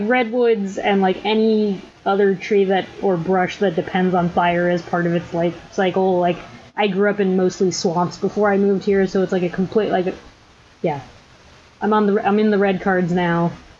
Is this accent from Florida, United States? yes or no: yes; Florida, United States; also born or lived in East Coast; now in California, United States; growing up in Florida, like, those palm trees are normal to me.